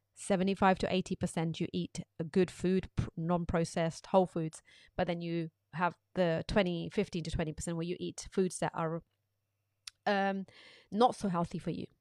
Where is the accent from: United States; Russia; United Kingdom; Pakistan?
Pakistan; moved away; when I was growing up in Pakistan